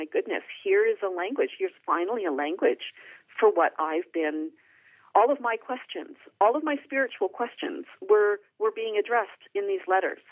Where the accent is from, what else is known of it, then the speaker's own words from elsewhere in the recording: Canada; I'm Canadian. I'm not Dutch.